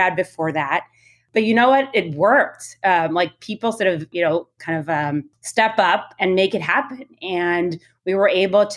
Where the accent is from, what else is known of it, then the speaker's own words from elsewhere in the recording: Israel; I was born and raised in Israel